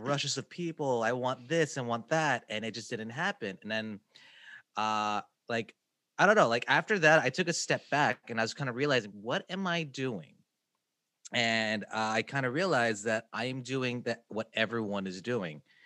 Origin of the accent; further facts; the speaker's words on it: Kansas City, United States; I'm from Kansas City